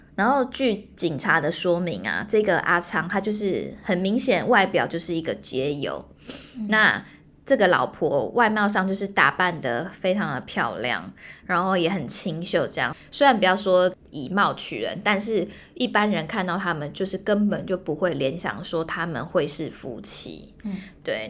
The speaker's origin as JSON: {"language": "Chinese", "town": "Hualien", "region": "Hualien County", "country": "Taiwan", "also_born_or_lived": "Taipei", "moved": "as an adult", "said": "我是花莲人"}